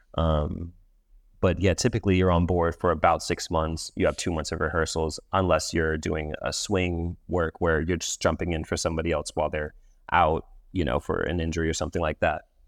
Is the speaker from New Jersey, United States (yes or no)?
no; Los Angeles, California, United States; also born or lived in East Coast, United States; I grew up in Los Angeles for the most part. I was born on the East Coast, traveled around the East Coast a little bit, but ended up in Los Angeles when I was seven years old, and I've been there all of my life ever since.